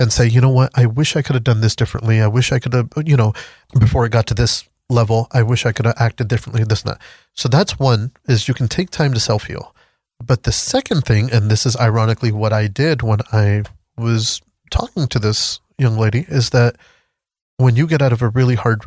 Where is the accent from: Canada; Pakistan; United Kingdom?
Pakistan; moved away; So originally I'm from Pakistan